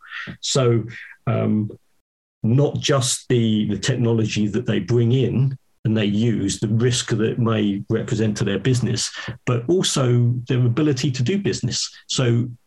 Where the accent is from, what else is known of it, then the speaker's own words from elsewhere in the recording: United Kingdom; I'm British